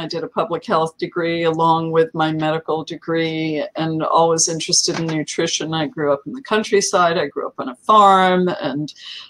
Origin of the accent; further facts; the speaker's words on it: New Jersey, United States; It was in central New Jersey, the Garden State.